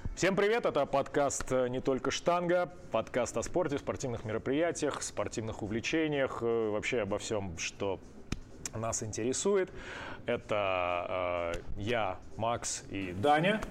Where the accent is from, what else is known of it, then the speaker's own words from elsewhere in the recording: Penza, Penza Oblast, Russia; я из Пензы